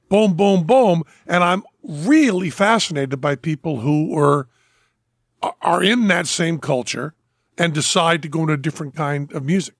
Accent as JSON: {"language": "English", "town": "Greenfield", "region": "Massachusetts", "country": "United States", "tie": "born or raised there"}